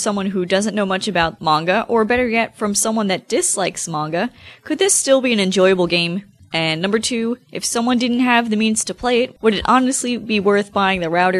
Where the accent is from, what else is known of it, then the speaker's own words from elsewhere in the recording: New Jersey, United States; I'm from New Jersey.